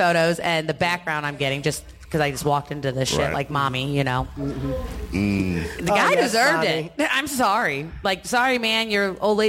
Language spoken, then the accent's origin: English; San Francisco, California, United States; born there; also born or lived in Puyallup, Washington; I was born on the Presidio in San Francisco. My brother was born in Fort Knox, Kentucky. We lived in Puyallup, Washington.